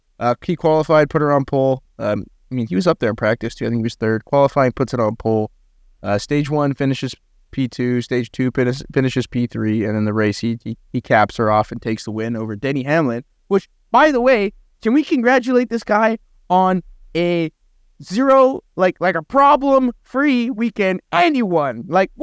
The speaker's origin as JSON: {"language": "English", "country": "Canada", "said": "I didn't know that because I'm Canadian and have no geographical knowledge of the United States of America."}